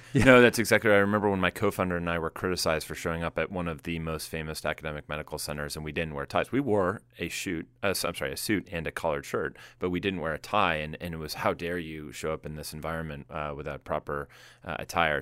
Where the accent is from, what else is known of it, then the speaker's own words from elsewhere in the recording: Boston, Massachusetts, United States; now in Silicon Valley, United States; I come from the Boston area, which has all the same level of smarts